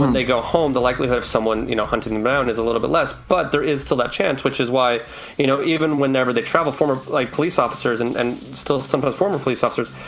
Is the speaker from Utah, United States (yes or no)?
yes; Utah, United States; I was from Utah